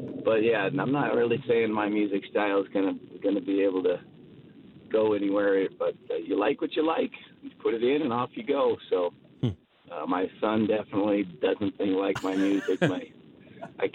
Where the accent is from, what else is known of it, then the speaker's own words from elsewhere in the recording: Montana, United States; now in Calgary, Canada; I'm from Montana